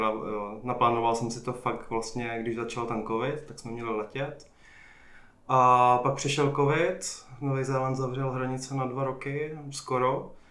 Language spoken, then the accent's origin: Czech; Jičín, Hradec Králové Region, Czechia; moved away as an adult; also born or lived in Prague; now in New Zealand; jsem původně eh, z Jíčína, ale po vejšce jsem se vlastně přestěhoval do Prahy a už jsem tam zůstal, už se mi tam líbilo.